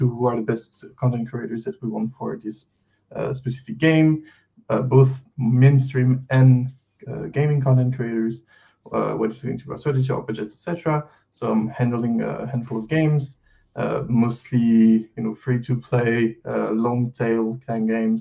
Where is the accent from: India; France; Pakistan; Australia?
France; accent: French; English is a second language; I'm going to try to do the best I can with my accent to not let people know that I'm French. But I am French.